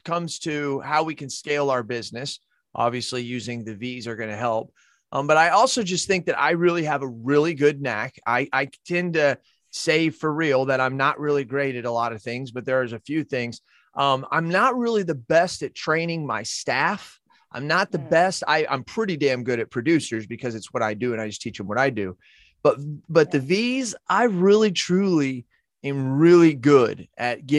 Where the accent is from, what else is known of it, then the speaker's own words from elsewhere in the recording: United States; I'm an American